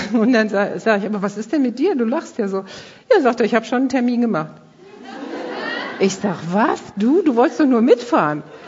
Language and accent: German; Krefeld, North Rhine-Westphalia, Germany; bei uns in Krefeld